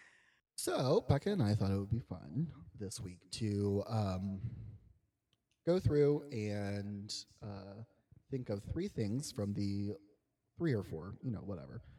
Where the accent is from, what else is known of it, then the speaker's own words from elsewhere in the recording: Cincinnati, Ohio, United States; We're both from Cincinnati